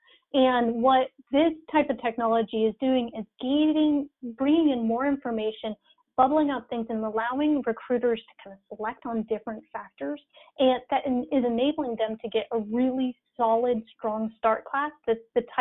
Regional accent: Arizona, United States; I'm from Arizona

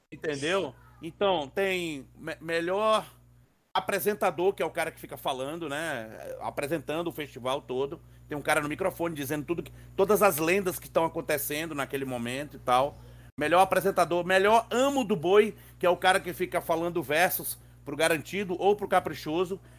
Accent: Northeast Region, Brazil; moved away; Eu vim do Nordeste, né? Eu cheguei aqui em 96.

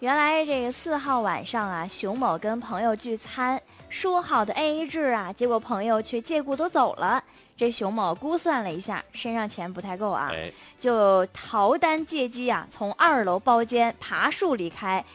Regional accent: Harbin, Heilongjiang, China; 我们冰城人

